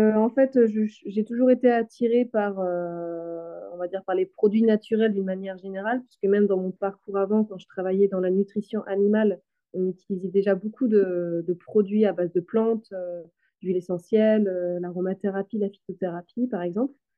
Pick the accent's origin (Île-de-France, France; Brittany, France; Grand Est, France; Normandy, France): Brittany, France; western; je suis originaire de, l'ouest de la Bretagne